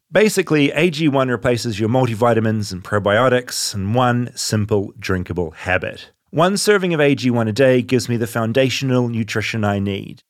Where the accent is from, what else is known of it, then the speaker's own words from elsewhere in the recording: New Zealand; I'm from New Zealand